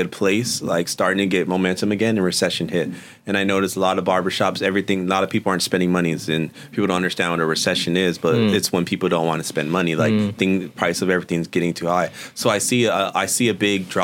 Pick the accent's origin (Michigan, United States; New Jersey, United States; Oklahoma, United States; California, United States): California, United States; Oxnard; I'm from Oxnard.